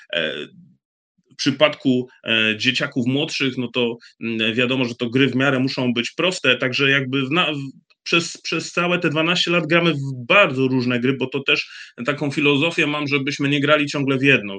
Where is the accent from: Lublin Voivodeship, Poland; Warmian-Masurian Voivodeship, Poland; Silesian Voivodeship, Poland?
Silesian Voivodeship, Poland; Bytom; u nas w Bytomiu